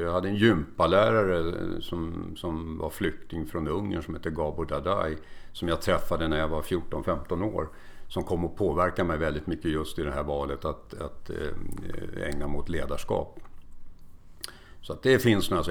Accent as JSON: {"language": "Swedish", "town": "Stockholm", "region": "Stockholm County", "country": "Sweden", "tie": "born or raised there", "also_born_or_lived": "Kalmar", "moved": "as an adult", "lives_now": "Mariefred, Sweden", "said": "Jag är född i Kalmar men uppväxt och, och har bott hela mitt liv i Stockholm"}